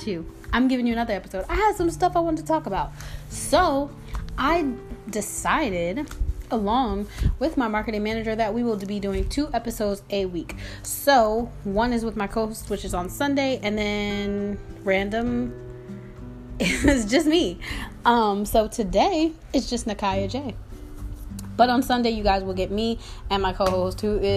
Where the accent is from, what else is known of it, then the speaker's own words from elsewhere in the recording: New Jersey, United States; now in Georgia, United States; I'm from Jersey